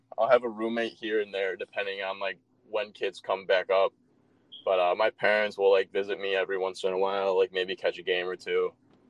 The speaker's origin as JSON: {"language": "English", "region": "Illinois", "country": "United States", "said": "I'm from Illinois."}